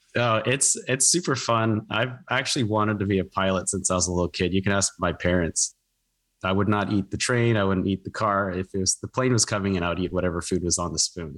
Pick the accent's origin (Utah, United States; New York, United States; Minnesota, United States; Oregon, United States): Oregon, United States; moved away; I grew up on the West Coast, actually. I'm from Oregon originally.